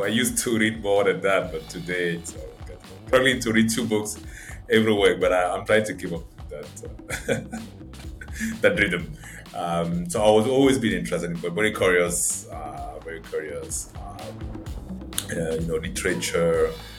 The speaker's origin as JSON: {"language": "English", "town": "Yaoundé", "region": "Centre", "country": "Cameroon", "tie": "born or raised there", "second_language": "English", "said": "I was moving a lot around Cameroon, but I think I spent the majority of my life growing up in Yaoundé. Yaoundé is the capital city of Cameroon."}